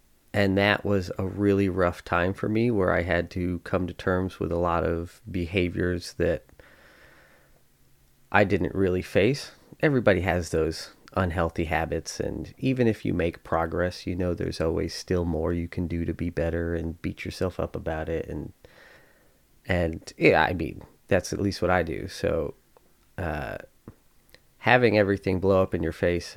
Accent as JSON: {"language": "English", "town": "Spencer", "region": "New York", "country": "United States", "tie": "born or raised there", "said": "I grew up in Spencer, New York, which is a tiny little farm town"}